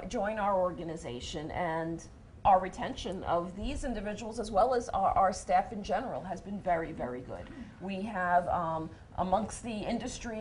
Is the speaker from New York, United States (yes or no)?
yes; New York City, New York, United States; As a New Yorker